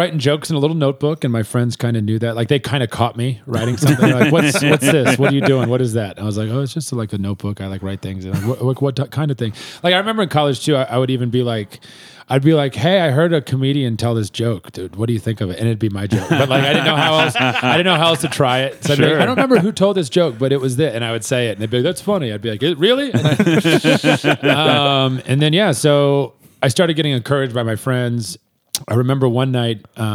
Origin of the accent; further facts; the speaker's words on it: Springfield, Missouri, United States; moved away; I am from Springfield, Missouri, baby. Born and raised